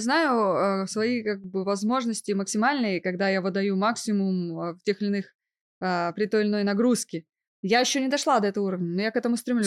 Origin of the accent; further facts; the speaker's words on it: Novosibirsk, Novosibirsk Oblast, Russia; moved away as an adult; Я родом из Новосибирска. Да. И не просто родом. Я там выросла и получила образование, начиная от детского сада, заканчивая высшим учебным заведением